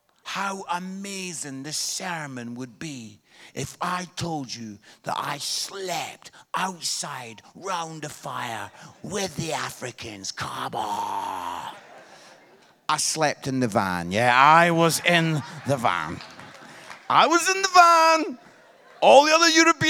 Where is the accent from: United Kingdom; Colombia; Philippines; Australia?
United Kingdom; Scotland; I am Scottish